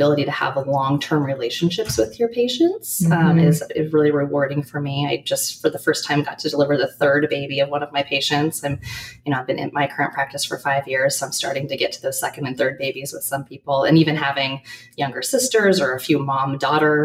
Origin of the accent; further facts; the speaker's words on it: Portland, Oregon, United States; I'm from Portland, and I've done all of my training here in Oregon